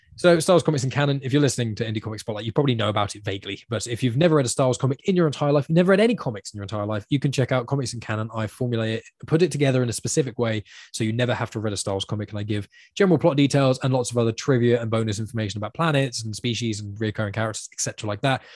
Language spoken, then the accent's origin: English; United Kingdom; you're a British person